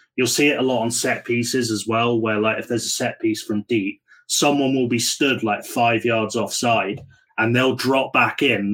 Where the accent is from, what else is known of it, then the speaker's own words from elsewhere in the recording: United Kingdom; as a Brit